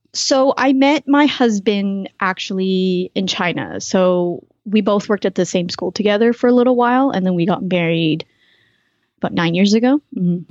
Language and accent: English; Canada; moved away as an adult; now in United States; I'm actually a Canadian living in the US, lived in a bunch of different countries